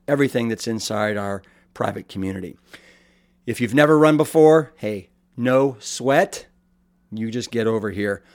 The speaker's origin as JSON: {"language": "English", "town": "Austin", "region": "Texas", "country": "United States", "tie": "born or raised there", "said": "my hometown of Eclectic Iconic and then the capital of Texas, Austin"}